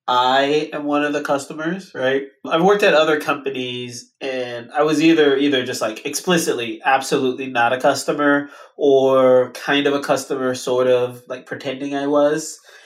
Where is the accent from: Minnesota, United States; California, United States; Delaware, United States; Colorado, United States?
California, United States; Los Angeles; now in San Francisco, United States; so I'm actually from the Los Angeles area and I moved to the San Francisco Bay area to come work at Pinterest.